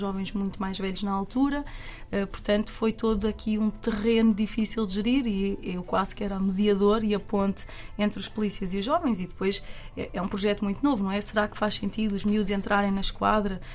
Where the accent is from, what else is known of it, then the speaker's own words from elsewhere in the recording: Caldas da Rainha, Centro, Portugal; eu, que sou das Caldas da Rainha